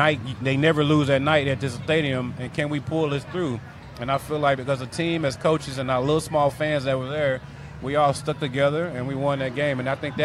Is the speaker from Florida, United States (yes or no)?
no; Houston, Texas, United States; we're both from Houston